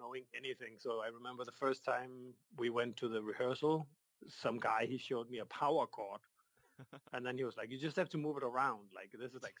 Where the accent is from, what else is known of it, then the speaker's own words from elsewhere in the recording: Denmark; I'm from the mainland of Denmark